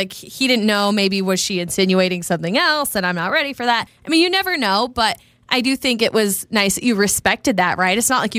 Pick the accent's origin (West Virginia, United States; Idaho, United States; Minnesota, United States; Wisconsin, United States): Idaho, United States; I say I'm from Idaho